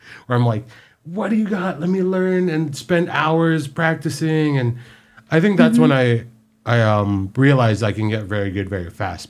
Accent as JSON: {"language": "English", "country": "Philippines", "said": "And we're all Filipino."}